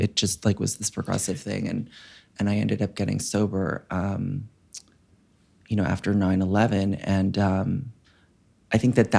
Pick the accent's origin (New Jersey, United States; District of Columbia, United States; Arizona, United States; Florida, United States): New Jersey, United States; West Orange; I grew up in Northern New Jersey in West Orange.